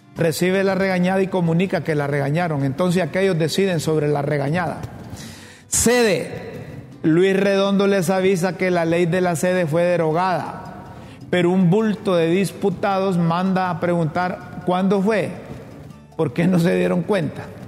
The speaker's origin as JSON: {"language": "Spanish", "country": "Honduras", "said": "los hondureños"}